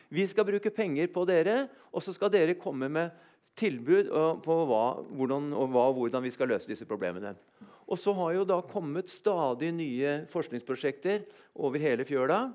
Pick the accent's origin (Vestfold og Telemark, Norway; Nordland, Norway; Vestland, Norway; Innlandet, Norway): Innlandet, Norway; Lillehammer; jeg kommer fra Lillehammer da, under OL